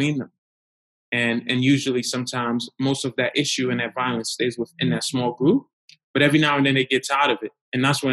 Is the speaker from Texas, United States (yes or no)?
no; New York City, New York, United States; also born or lived in Haiti; I grew up in Crown Heights